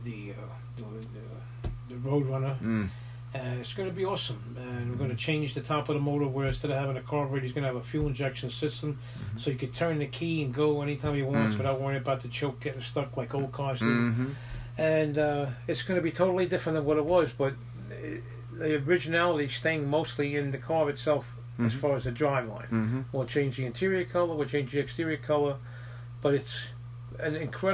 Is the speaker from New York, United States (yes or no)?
yes; Brooklyn and Long Island, New York, United States; moved away; we're from Brooklyn and Long Island